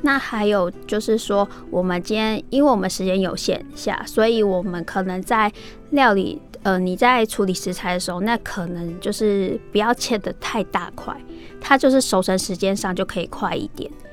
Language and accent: Chinese; Taiwan; 我们真的 只要是身为台湾人